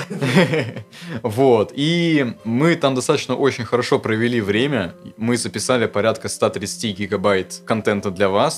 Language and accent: Russian; Moscow, Russia; нахождение в родном городе, в Москве